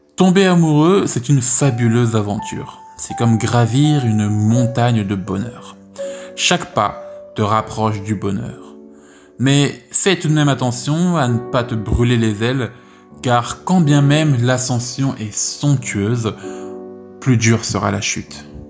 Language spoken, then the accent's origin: French; France; je te raconte ma vie en France en tant que français